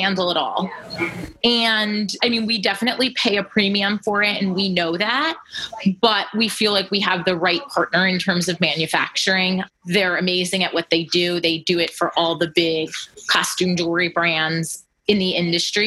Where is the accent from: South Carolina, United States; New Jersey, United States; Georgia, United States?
New Jersey, United States; Flemington; we grew up here and around Flemington